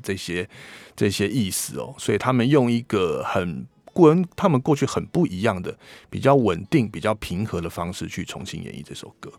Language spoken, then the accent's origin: Chinese; Taiwan; 我们台湾人